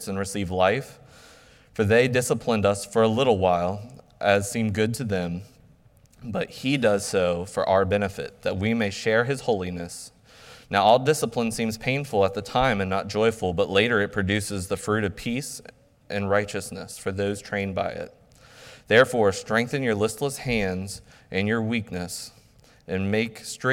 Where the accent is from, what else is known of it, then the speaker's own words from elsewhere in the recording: United States; as American believers